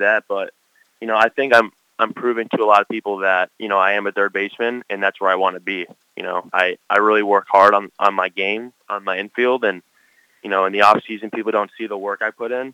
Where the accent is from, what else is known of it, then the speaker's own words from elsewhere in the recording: Parkland, Florida, United States; Anthony grew up in my hometown, and he went to Marjory Stoneman Douglas High School like I did